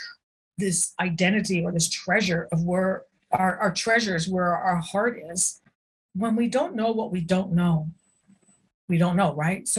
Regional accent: United States; I'm an American, right? Life, liberty, and the pursuit of happiness. This is what it's about. We don't know anything else. We grew up in this culture

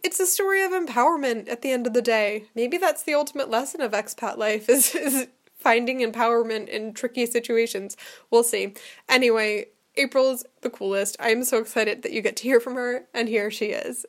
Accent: United States; now in Germany; I'm from America

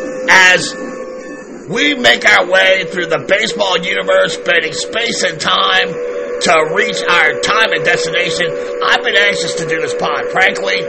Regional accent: Baltimore, Maryland, United States; growing up in Baltimore

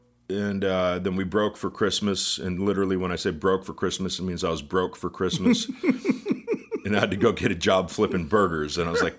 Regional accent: California, United States; Home of …, …, and, you know, all of those awesome bands from the 60s.

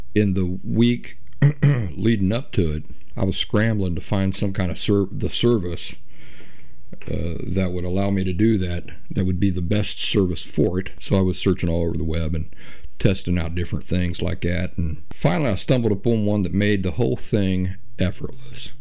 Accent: Appalachia, United States; I'm Appalachian myself

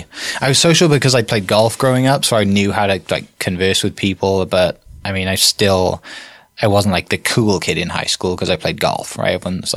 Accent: Wales, United Kingdom; moved away as an adult; now in United States; So the UK is not very big. But yeah, so I grew up in Wales.

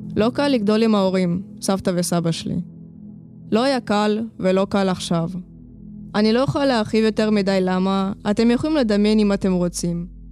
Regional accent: Lod, Central District, Israel; also born or lived in Ukraine; באתי מאוקראינה, נולדתי שם, בגיל חמיש עליתי לארץ. הסתובבנו פה ובסוף נתקענו בלוד

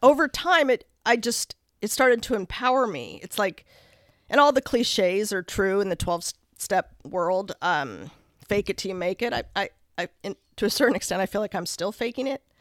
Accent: Lake Oswego, Oregon, United States; I grew up in Lake Oswego

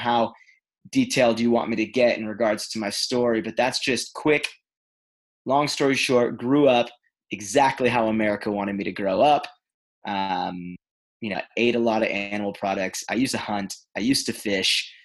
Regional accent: Los Angeles, California, United States; also born or lived in Israel; I grew up in Los Angeles, California, and lived a very Los Angeles lifestyle

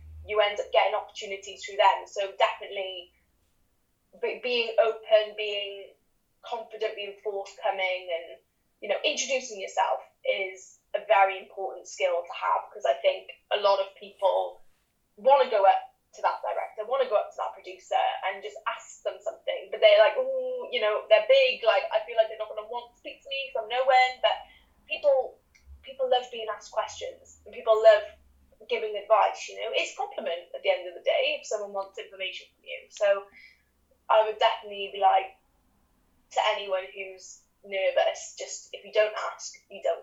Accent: Cardiff, Wales, United Kingdom; moved away as an adult; now in London, United Kingdom; I'm originally from Cardiff, but I've lived in London for the past 4 years because of drama school

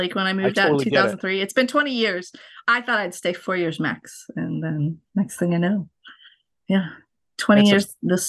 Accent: Lincoln, Nebraska, United States; So growing up in Lincoln, Nebraska on Lonsdale Drive was, you know, kind of an idyllic little...

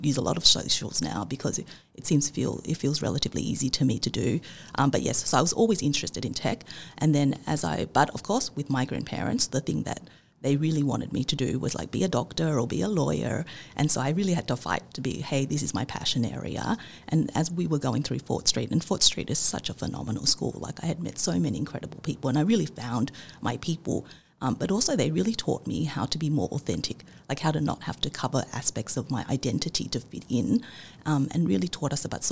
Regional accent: Sydney, New South Wales, Australia; growing up in Australia in the 80s and 90s

